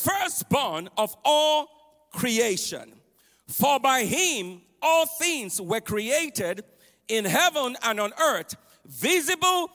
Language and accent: English; Nigeria; I grew up in Nigeria, West Africa